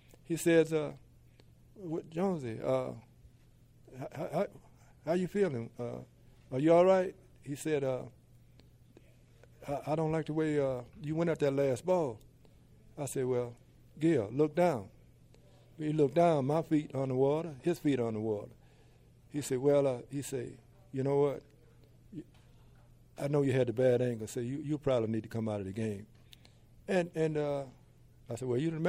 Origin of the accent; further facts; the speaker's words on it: Mobile, Alabama, United States; I come from an area in Africatown Plateau, Mobile, that has 19 neighborhoods in my district.